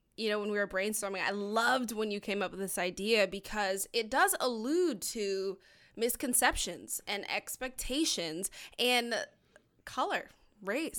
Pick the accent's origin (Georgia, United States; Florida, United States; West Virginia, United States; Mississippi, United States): Georgia, United States; we're both from Georgia